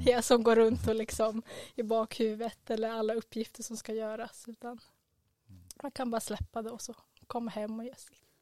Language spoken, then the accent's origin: Swedish; Stockholm, Stockholm County, Sweden; moved away as an adult; now in Umeå, Sweden; vi kommer båda från Stockholm